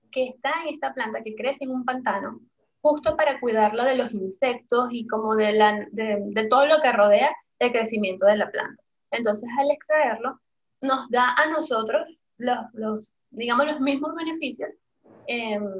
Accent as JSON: {"language": "Spanish", "town": "Caracas", "region": "Capital District", "country": "Venezuela", "moved": "as an adult", "lives_now": "Panama", "said": "de Caracas. Eh, me vine a Panamá hace, ya van a ser cinco años"}